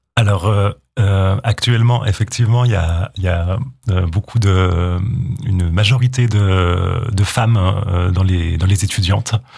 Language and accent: French; Jura, Bourgogne-Franche-Comté, France; also born or lived in Hautes-Vosges; now in Vosges, France; Je viens du, du Jura